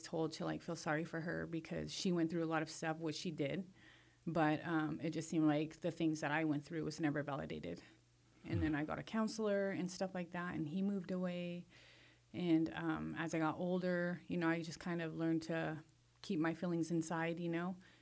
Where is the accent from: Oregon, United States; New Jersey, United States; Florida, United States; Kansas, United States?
Oregon, United States; Madras; also born or lived in Culver, Oregon / Warm Springs Reservation, Oregon; now in Warm Springs, United States; I grew up in Madras and Culver. Grew up in Madras, rode horses, did rodeo and all